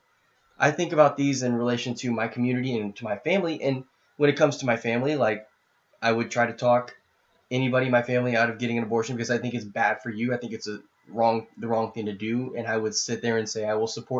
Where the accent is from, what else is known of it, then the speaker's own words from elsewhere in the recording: Indianapolis, Indiana, United States; I grew up in the Catholic community. I mean, I know half the Catholics in Indianapolis